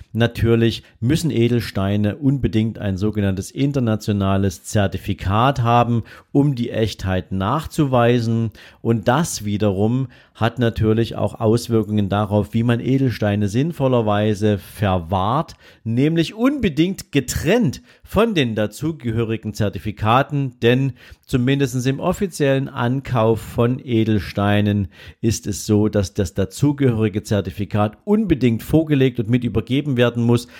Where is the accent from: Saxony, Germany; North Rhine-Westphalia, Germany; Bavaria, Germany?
Saxony, Germany; Dresden; bei uns in Dresden